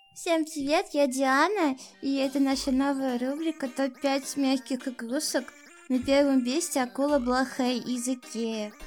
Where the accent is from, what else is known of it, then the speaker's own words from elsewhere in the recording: Saint Petersburg, Russia; Я, кстати, из Питера